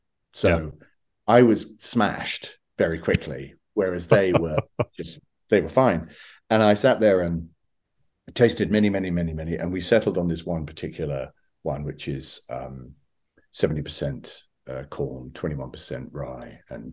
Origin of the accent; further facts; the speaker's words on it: Scotland, United Kingdom; And, I'm from Scotland. This is not something that's easy to say.